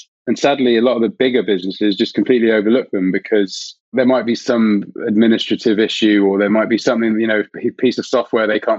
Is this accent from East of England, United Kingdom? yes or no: no; West Country, South West England, United Kingdom; I'm from the West Country